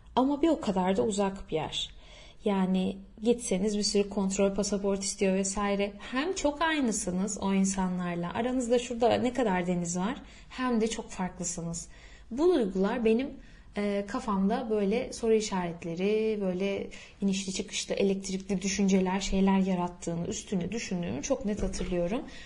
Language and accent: Turkish; İzmir, Turkey; first language Turkish; Türk'üm ben İzmir'den geldim